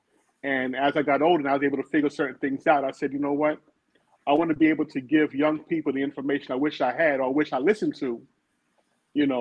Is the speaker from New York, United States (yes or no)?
yes; New York City, New York, United States; born and raised in Brooklyn, New York, in the Brownsville section